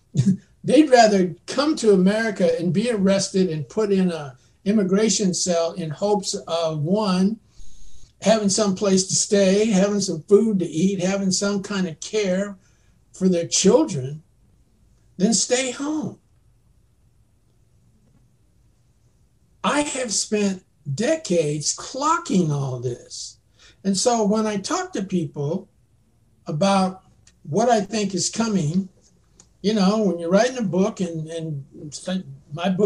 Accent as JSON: {"language": "English", "country": "United States", "said": "as an American citizen, I'm an African American"}